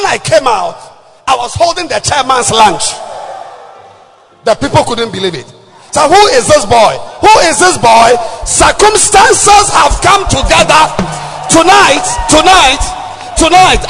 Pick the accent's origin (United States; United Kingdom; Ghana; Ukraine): Ghana; Takoradi, Western Region; I'm from Takrad